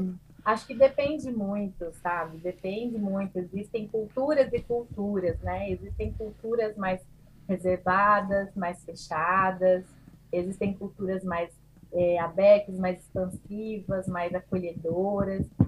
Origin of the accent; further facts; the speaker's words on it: southern Brazil, Brazil; also born or lived in Portugal; sou brasileira, psicóloga, é, do sul do Brasil